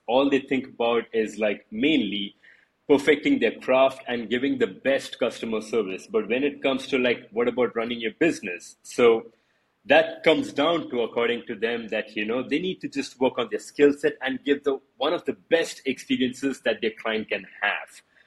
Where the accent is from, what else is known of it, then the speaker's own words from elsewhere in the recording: India; I'm from India.